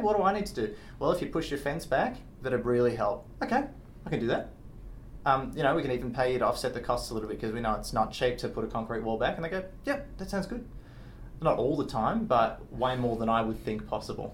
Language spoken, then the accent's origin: English; Australia; I'm from Australia